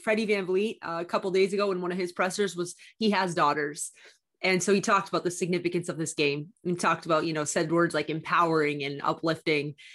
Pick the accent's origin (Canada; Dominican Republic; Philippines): Canada; also born or lived in Miami; I'm Canadian. I had a one-year visa